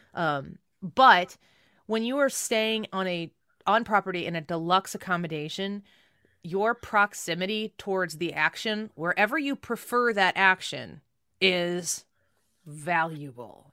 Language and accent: English; St. Louis, Missouri, United States; we're from Saint Louis, Missouri